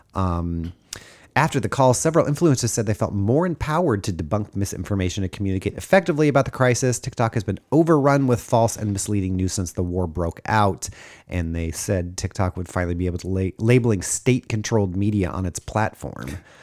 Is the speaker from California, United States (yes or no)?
yes; Los Angeles, California, United States; growing up in Los Angeles